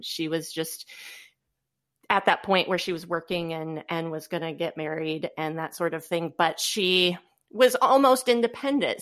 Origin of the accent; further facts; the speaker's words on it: Goshen, Indiana, United States; moved away as an adult; now in Fort Wayne, United States; I am from originally the Goshen, Indiana area